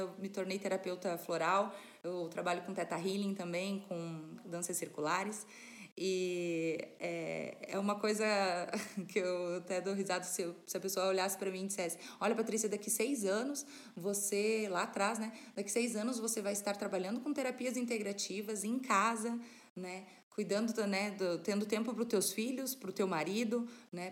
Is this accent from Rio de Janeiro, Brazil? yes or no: no; Serra Catarinense, Santa Catarina, Brazil; moved away as an adult; now in Paraná, Brazil; eu de nascimento sou catarinense, sou da, da Serra Catarinense, né? Estou morando aqui no interior do Paraná já fazem 10 anos